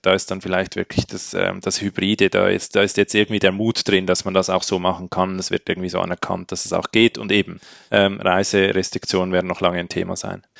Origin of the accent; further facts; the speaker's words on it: Switzerland; als Schweizer